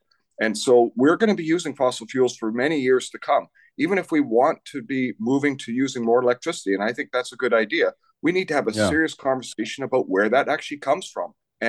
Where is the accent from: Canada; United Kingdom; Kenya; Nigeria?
Canada; British Columbia; And I think as British Columbians, we should be worried about that.